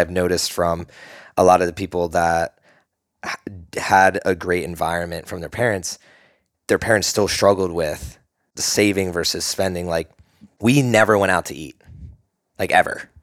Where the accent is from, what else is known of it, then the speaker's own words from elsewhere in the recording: East Coast, United States; now in Austin, United States; I'm from the East Coast